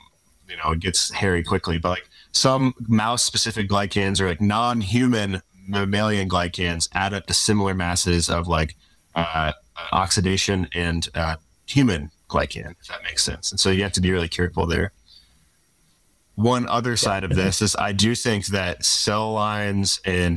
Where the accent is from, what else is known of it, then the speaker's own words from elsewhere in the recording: Louisville, Kentucky, United States; moved away as an adult; also born or lived in South Carolina / Madison, Wisconsin / California; now in Seattle, United States; I'm from Louisville, Kentucky. I say it weird